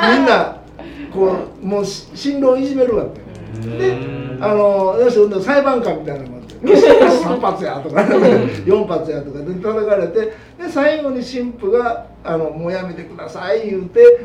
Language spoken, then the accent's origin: Japanese; Japan; 在日やけど